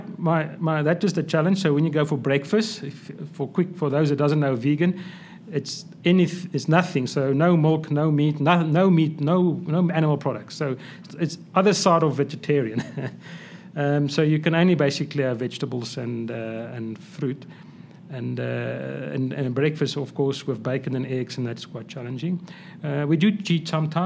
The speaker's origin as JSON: {"language": "English", "country": "South Africa", "said": "I'm a South African, Afrikaans boy or guy"}